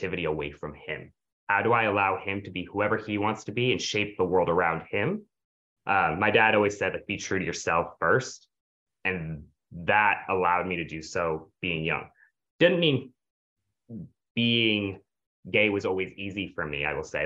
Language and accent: English; the North, United States; I'm from the North.